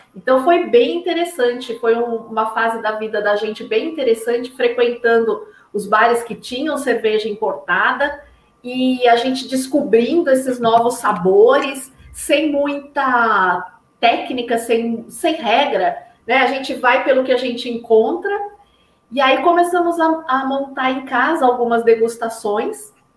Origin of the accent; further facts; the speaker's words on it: Brazil; also born or lived in Pinheiros, São Paulo; a gente é brasileiro